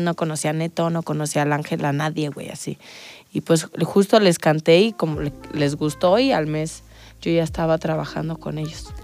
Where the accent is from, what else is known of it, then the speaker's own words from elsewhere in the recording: Salamanca, Guanajuato, Mexico; venimos del mismo lugar, somos de Salamanca